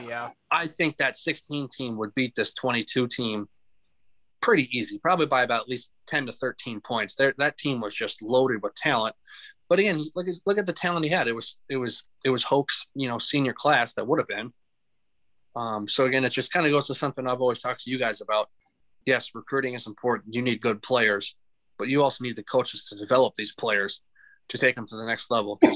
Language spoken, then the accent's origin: English; Mankato, Minnesota, United States; growing up in Mankato